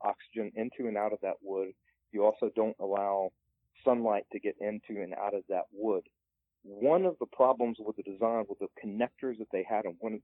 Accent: the South, United States; I'm from the South, and one of the sayings that we have in the South in the Appalachian Mountains

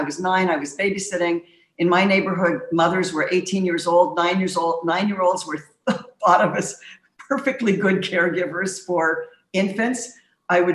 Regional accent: Montreal, Quebec, Canada; I grew up in the streets of Montreal

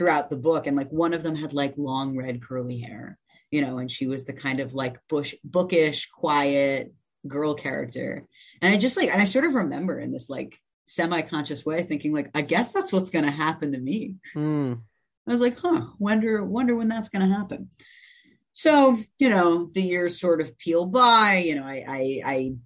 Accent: Evanston, Illinois, United States; also born or lived in West Rogers Park, Chicago; I grew up in Evanston, Illinois

